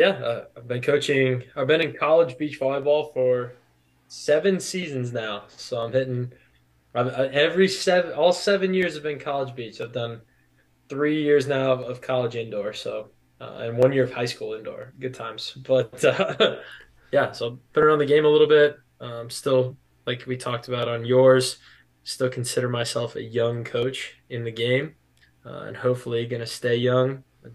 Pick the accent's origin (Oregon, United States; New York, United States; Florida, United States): Oregon, United States; Portland; moved away as an adult; also born or lived in Columbia, South Carolina; I'm from Portland, Oregon. So about 3,000 miles from South Carolina, Columbia.